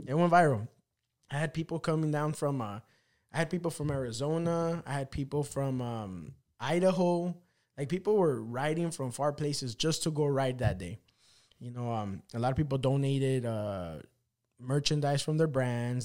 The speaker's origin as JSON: {"language": "English", "country": "El Salvador", "said": "I'm a fucking little Salvadorian guy"}